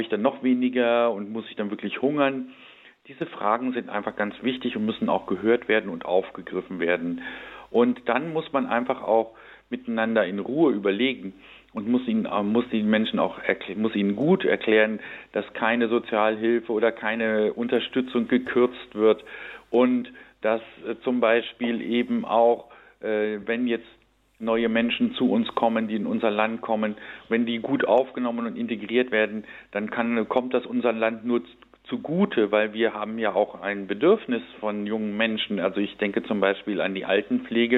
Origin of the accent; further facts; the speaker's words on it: Lower Saxony, Germany; ich bin aus meiner persönlichen Biografie direkt an der Grenze zur DDR aufgewachsen und habe in meinem Heimatort in Niedersachsen jeden Tag den Zaun gesehen